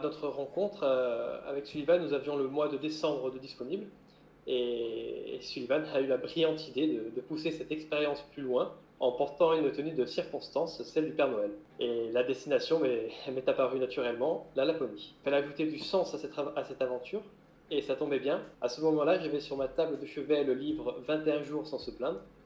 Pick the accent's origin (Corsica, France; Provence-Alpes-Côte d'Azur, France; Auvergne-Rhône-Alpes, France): Corsica, France; moved away as an adult; also born or lived in French Guiana; moi j'ai grandi en Corse avant de partir à l'âge de 19 ans sur le continent pour travailler en tant que marin, puis gendarme maritime